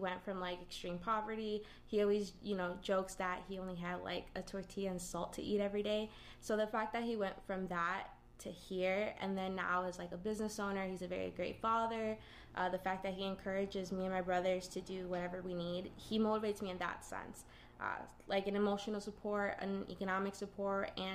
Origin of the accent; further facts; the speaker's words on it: Aurora, Illinois, United States; also born or lived in Chicago, Illinois; I have lived in the city of Aurora for, I think, 22 years. So I was born in Chicago, and then I came here